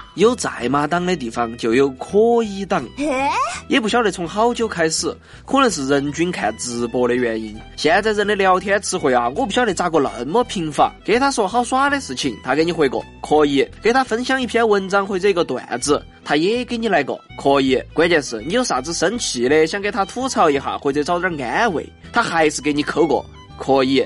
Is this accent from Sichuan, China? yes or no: yes; Chengdu, Sichuan, China; 发挥一下我们成都人喜欢用叠词的优点